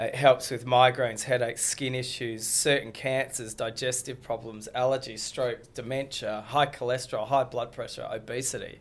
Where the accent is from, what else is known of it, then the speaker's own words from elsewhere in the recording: Australia; I'm an Aussie kid